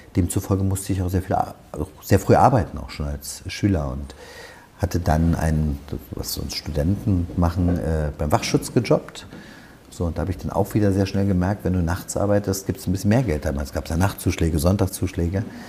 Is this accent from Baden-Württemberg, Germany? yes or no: no; Berlin, Germany; ich wollte für meine Heimatstadt Berlin Politik machen